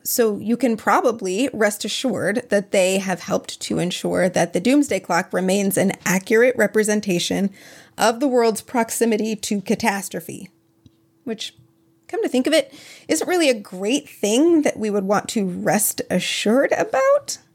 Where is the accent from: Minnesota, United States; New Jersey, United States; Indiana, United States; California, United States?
Minnesota, United States; I am from Minnesota, where we say eggs and beg